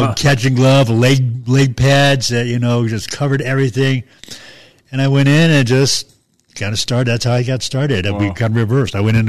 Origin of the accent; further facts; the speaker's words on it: Long Island, New York, United States; moved away; I grew up in Long Island, New York.